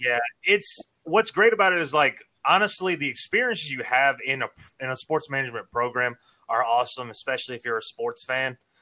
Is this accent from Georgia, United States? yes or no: yes; Savannah, Georgia, United States; moved away as an adult; now in Florida, United States; I'm originally from Savannah. Actually, I was born and raised there